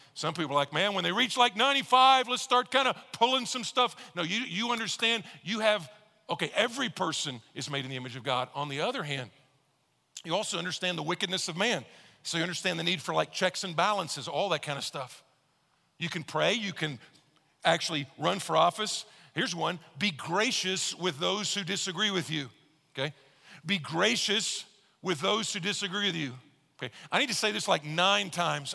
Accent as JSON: {"language": "English", "region": "Texas", "country": "United States", "said": "I'm from Texas"}